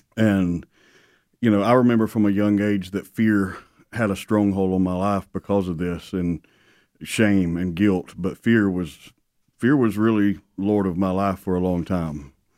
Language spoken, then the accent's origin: English; South Alabama, United States; born and raised in South Alabama